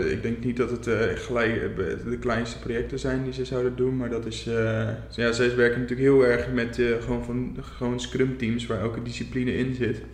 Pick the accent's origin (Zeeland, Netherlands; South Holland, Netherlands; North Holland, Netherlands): Zeeland, Netherlands; also born or lived in Gouda / Rotterdam; now in Dordrecht, Netherlands; Ik ben ooit geboren in Zeeland